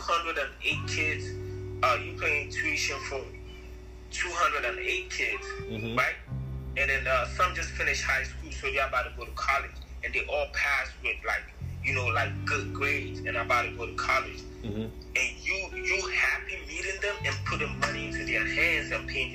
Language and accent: English; Ghana; moved away as an adult; now in United States; I'm from Africa, bro, I'm from Ghana. Mm-hmm. I haven't been here for too long, you know, I wasn't brought up here.